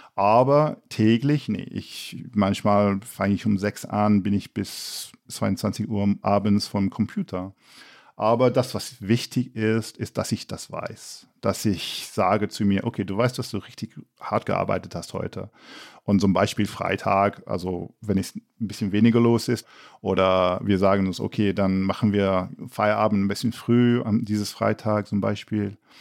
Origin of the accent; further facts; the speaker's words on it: England, United Kingdom; als Engländer